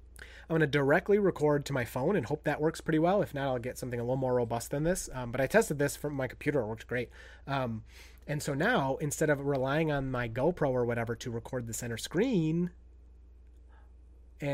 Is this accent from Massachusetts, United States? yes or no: no; Michigan, United States; I'm from Northern Lower Peninsula.